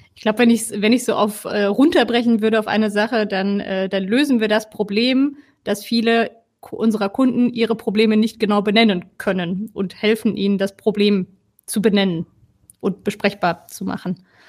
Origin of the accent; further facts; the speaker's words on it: Ruhr area, North Rhine-Westphalia, Germany; moved away as an adult; now in Cologne, Germany; wohne in Köln schon seit fast zehn Jahren, komme ursprünglich eigentlich aus dem Ruhrgebiet.